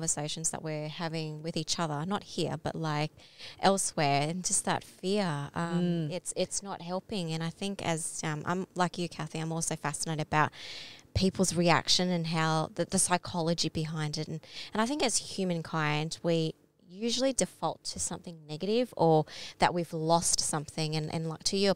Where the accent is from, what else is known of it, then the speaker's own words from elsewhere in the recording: Australia; My parents are Vietnamese, but I was born here